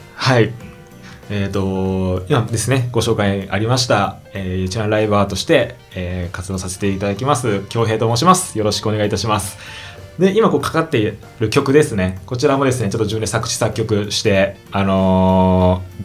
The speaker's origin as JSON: {"language": "Japanese", "area": "Kyushu", "region": "Kagoshima", "country": "Japan", "tie": "born or raised there", "moved": "yes", "lives_now": "Tokyo, Japan", "said": "僕が地元が九州の鹿児島のど田舎なんですけどそこから、えーと、東京に、まあ、出てきまして"}